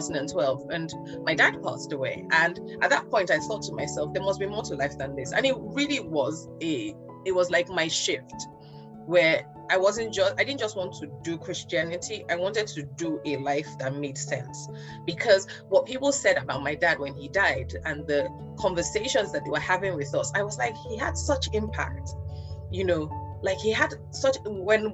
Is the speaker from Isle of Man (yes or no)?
no; Nigeria; being a Nigerian girl